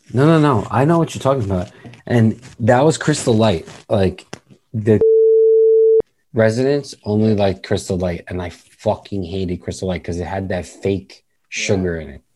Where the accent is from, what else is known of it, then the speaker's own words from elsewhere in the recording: New York, United States; We're from New York